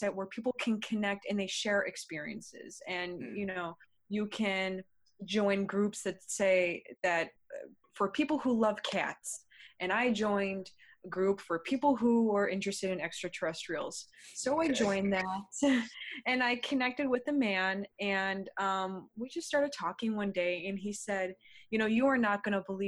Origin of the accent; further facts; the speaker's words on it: United States; I am from the United States.